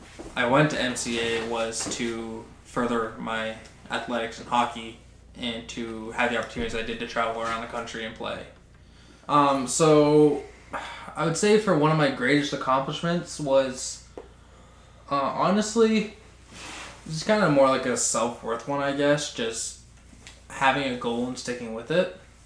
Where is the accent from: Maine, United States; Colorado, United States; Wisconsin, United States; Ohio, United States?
Maine, United States; North Rock; I'm 20 years old. I grew up in North Rock, Maine. I went to Skowhegan until my 7th grade year